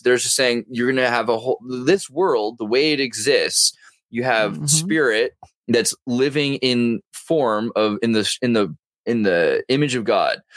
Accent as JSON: {"language": "English", "region": "California", "country": "United States", "said": "as a Californian"}